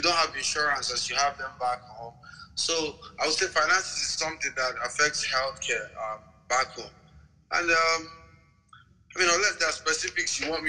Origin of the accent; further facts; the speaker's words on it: Imo, Nigeria; moved away as an adult; also born or lived in Anambra State, Nigeria; now in United States; I'm from Nigeria. I'm Igbo, from Imo State. I went to med school in Nigeria, Nnamdi Azikiwe University, in Anambra State.